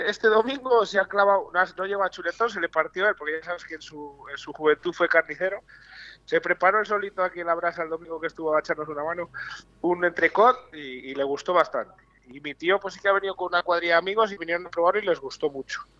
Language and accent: Spanish; Bamba, Castile and León, Spain; also born or lived in Valladolid; es mi pueblo donde no he nacido porque ya en mi época nacíamos en Valladolid, pero me he criado toda la vida y hasta hace un año que marché de allí, vamos. Te debo todo a Bamba.